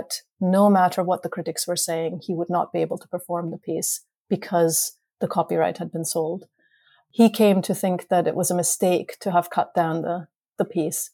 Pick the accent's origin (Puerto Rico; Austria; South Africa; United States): Austria; Vienna; moved away; I grew up in Vienna